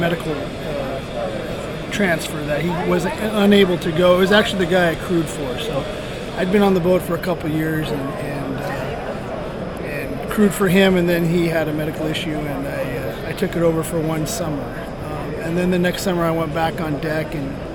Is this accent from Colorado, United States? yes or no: no; Kodiak, Alaska, United States; I was born in Kodiak, Alaska, and born into the industry. My father was a fisherman